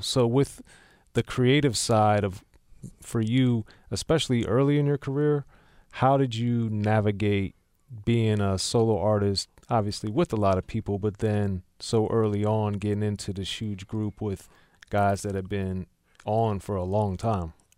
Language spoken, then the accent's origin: English; Maryland, United States; I'm from Maryland